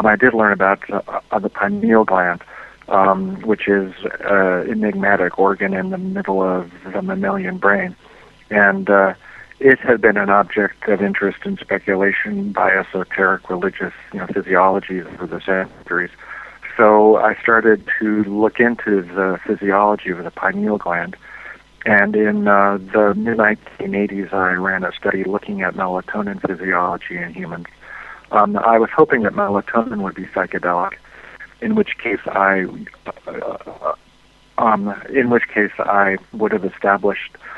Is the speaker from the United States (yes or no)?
yes; Southern California, United States; I was born and raised in Southern California